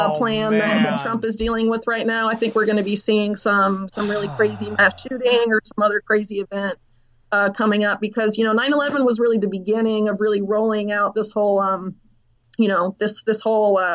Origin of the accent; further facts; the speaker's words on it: Sarasota, Florida, United States; I'm actually from the town where George Bush was when he heard about 9/11, Sarasota, Florida